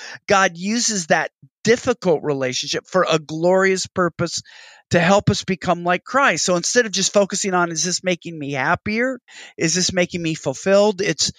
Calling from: Texas, United States; in the words of a Southern pastor here, I'm speaking from Texas, you have two ticks and no dog.

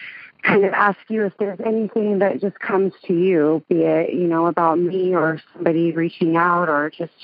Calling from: Bakersfield, California, United States; Bakersfield, California.

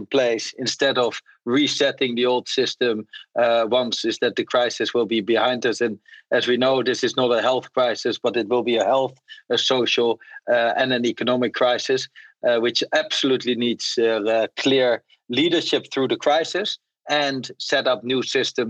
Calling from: KwaZulu-Natal, South Africa; I join you actually from a game reserve in South Africa, KwaZulu-Natal.

